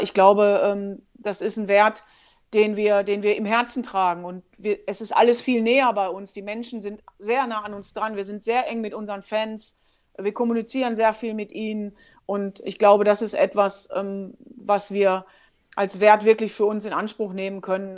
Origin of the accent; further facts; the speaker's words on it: Germany; ich bin Deutsche